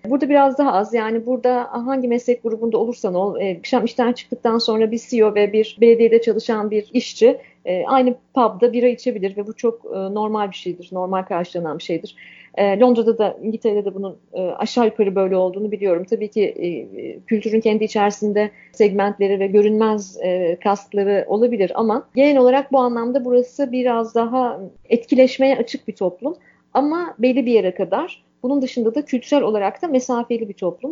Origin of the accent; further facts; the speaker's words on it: Turkey; moved away as an adult; now in Canada; Anadolu'lu bir kadın olarak, Akdenizli bir kadın olarak